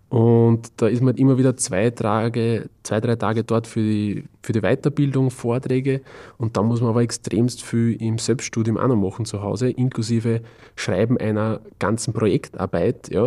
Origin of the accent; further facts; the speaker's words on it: Austria; vielleicht bei uns in Österreich, Deutschland, Schweiz, wir haben schon eine sehr, sehr super Brotkultur